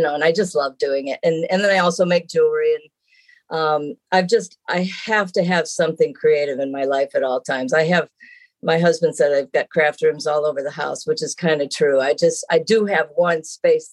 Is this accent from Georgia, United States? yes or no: no; Traverse City, Michigan, United States; moved away as an adult; also born or lived in Los Angeles; I am born and raised in Traverse City, Michigan, which happens to be the town that I live in now